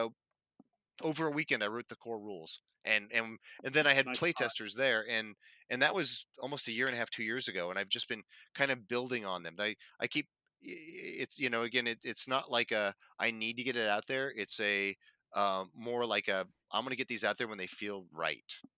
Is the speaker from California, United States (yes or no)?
yes; Northern California, United States; As a Californian and a Northern Californian